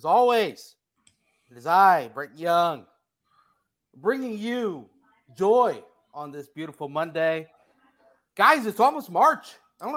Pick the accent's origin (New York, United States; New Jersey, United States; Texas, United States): New Jersey, United States; accent: New Jersey; my New Jersey accent